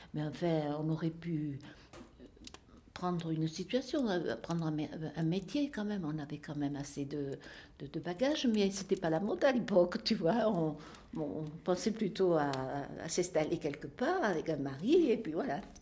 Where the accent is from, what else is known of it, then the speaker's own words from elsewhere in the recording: Marcillac-Vallon, Occitania, France; moved away as an adult; also born or lived in Lugagnac / Ligonin (Aveyron); Je suis née à Marciac, euh, d'une famille de cinq enfants